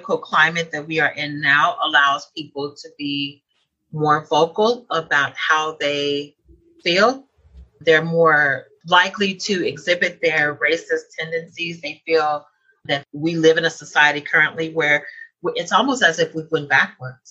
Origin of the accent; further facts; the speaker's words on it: Tulsa, Oklahoma, United States; I was born and raised in Tulsa.